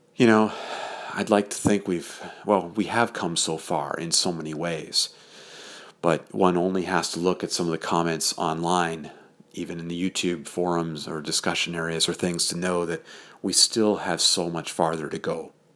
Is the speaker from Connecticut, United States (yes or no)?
yes; southern Connecticut, United States; now in Keene, United States; I grew up in southern Connecticut, up here in the north, in the suburbs that were there.